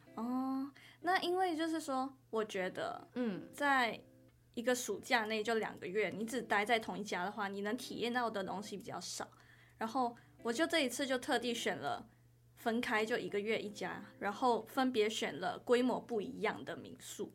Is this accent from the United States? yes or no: no; Kuala Lumpur, Malaysia; moved away as an adult; now in Chiayi, Taiwan; 我来自吉隆坡